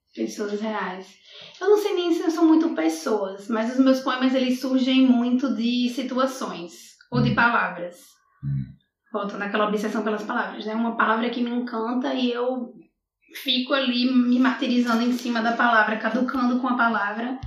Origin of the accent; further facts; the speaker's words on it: Natal, Rio Grande do Norte, Brazil; moved away as an adult; also born or lived in Coimbra, Portugal; now in Portugal; Eu fui criada em Natal